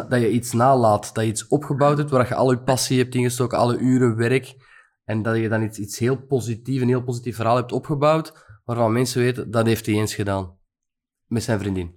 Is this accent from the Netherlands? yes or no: no; Antwerp area, Flanders, Belgium; Ja, van het Antwerpse, niet van Gent